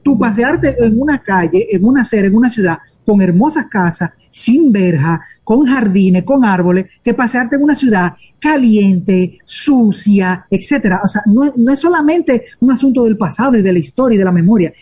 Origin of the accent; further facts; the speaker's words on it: Dominican Republic; a todos nosotros los dominicanos nos pertenece ese pedazo